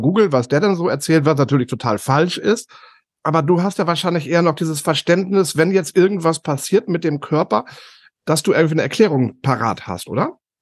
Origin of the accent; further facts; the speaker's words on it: Northern Germany, Germany; Bei uns im Norden